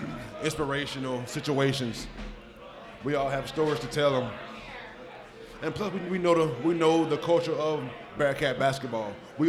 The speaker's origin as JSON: {"language": "English", "region": "the South", "country": "United States", "moved": "yes", "lives_now": "Cincinnati, United States", "said": "I'm from the South."}